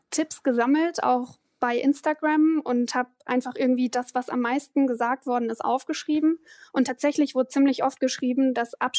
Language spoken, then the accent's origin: German; East Frisia, Lower Saxony, Germany; moved away; ich bin Ostfriesin.